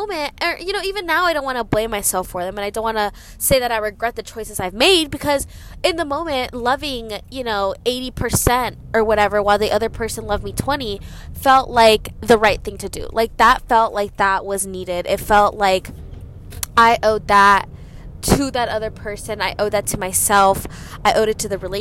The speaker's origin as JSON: {"language": "English", "area": "Gwinnett County", "region": "Georgia", "country": "United States", "tie": "born or raised there", "said": "I am from Gwinnett"}